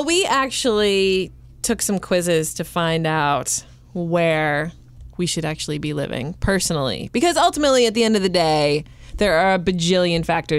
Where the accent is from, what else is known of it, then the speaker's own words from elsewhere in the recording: Boise, Idaho, United States; And I'm from Boise, Idaho